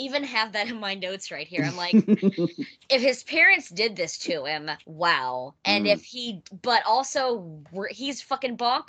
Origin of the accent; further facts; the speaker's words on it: Kentucky, United States; Yeah, absolutely. I'm from Kentucky. Absolutely.